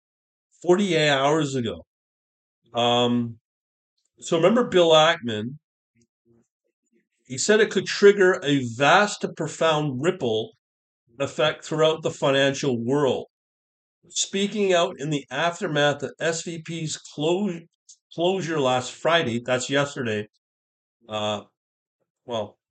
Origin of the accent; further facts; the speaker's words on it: Canada; as a Canadian